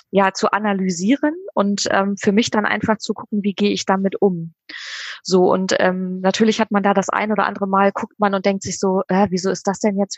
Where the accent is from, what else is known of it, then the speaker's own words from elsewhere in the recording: Bremen, Germany; moved away as an adult; now in Oldenburg, Germany; tatsächlich gebürtige Bremerin, bin tatsächlich Herzensbremerin immer geblieben, obwohl ich ähm, jetzt in Oldenburg wohne